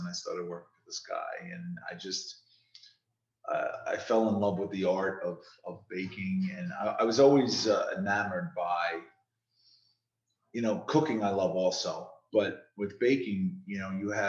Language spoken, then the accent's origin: English; Hudson County, New Jersey, United States; moved away; also born or lived in Ocean County, New Jersey; I am born and raised in Hudson County, and I've lived in Ocean County. I've kind of moved all around the state throughout my life.